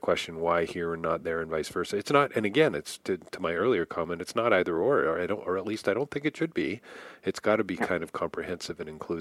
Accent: Canada; I'm Canadian

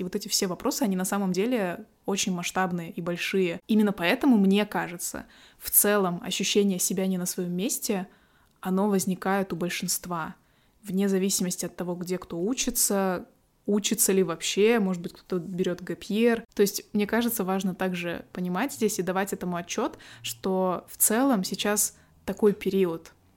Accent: Kazakhstan; осталась у себя в родном городе

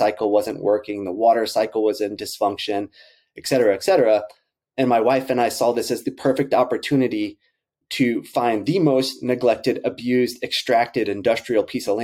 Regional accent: Central Texas, United States; Robby and I grew up in Central Texas

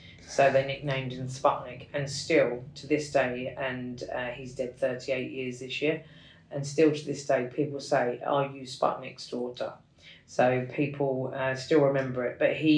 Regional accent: Kilburn, London, United Kingdom; I think being the youngest of four, I don't really remember the Kilburn days, County Kilburn as we call it in London.

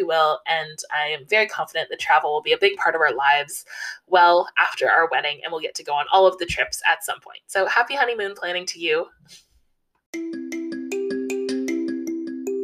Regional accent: Canada; I'm Canadian

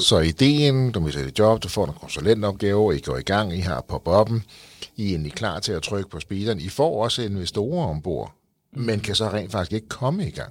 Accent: Frederiksberg, Capital Region of Denmark, Denmark; jeg er selv fra Frederiksberg

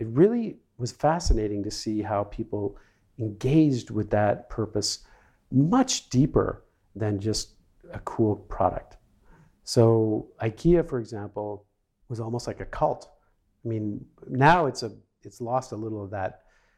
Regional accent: Canada; moved away as an adult; also born or lived in Sweden; I grew up in Canada, and I moved to Sweden in the 1980s, mid-80s.

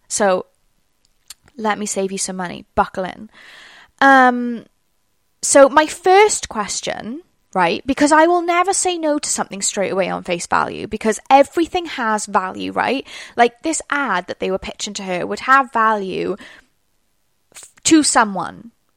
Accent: Wales, United Kingdom; accent: Welsh; my accent already, it's Welsh.

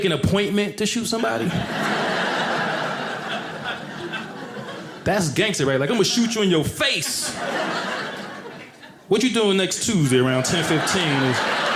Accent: Paterson, New Jersey, United States; I'm from Paterson, New Jersey.

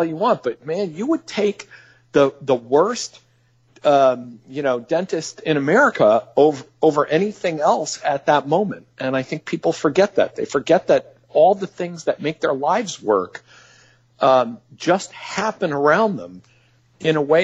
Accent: near Springfield, Massachusetts, United States; I grew up near Springfield, Massachusetts, in the Connecticut Valley

